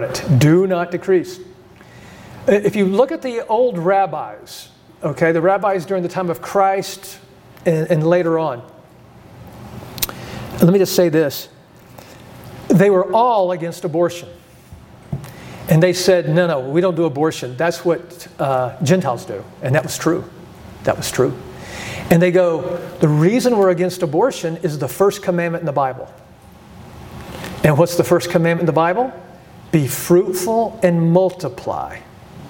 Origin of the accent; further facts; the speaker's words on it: United States; I grew up in America